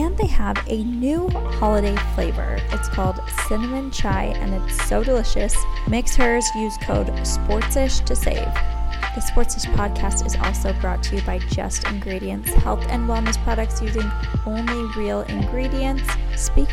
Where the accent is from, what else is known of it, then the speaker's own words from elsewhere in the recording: New York area, United States; I am from the New York area